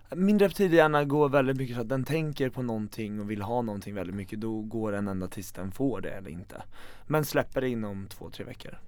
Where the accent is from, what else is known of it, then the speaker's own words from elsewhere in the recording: Eskilstuna, Södermanland, Sweden; sitta hemma i Eskilstuna